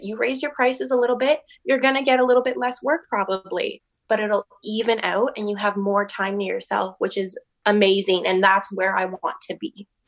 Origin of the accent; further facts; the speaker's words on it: Hamilton, Ontario, Canada; moved away as an adult; now in St. Thomas, Canada; I'm not from Saint Thomas. I'm from Hamilton.